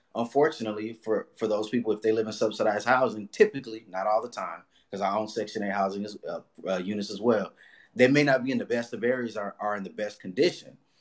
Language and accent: English; Los Angeles, California, United States; also born or lived in Inglewood, California; I grew up in Watts, right across the street from the Nickerson Gardens